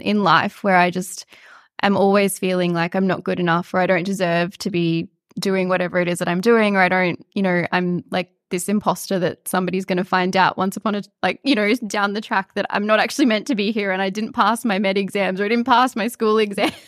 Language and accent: English; Mareeba, Queensland, Australia; now in Melbourne, Australia; I'm from a tiny little country town in far north Queensland, which I'm guessing most people would never, ever have heard of, but it's called Moreeba.